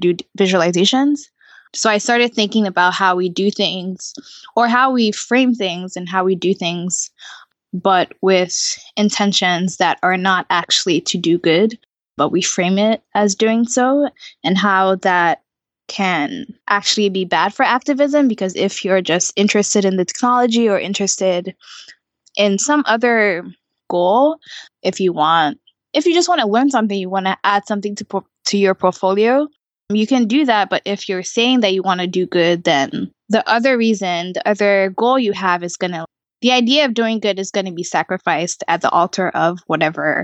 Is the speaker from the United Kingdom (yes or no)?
no; Nigeria; moved away; I'm from Nigeria